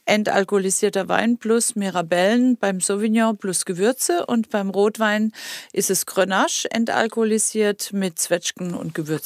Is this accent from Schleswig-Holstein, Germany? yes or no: no; Baden-Württemberg, Germany; das ist meine badische Heimat